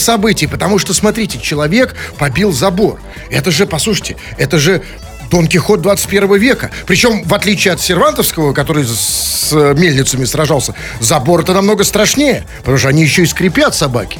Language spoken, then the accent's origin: Russian; Saint Petersburg, Russia; я, кстати сказать, тоже родился в Ленинграде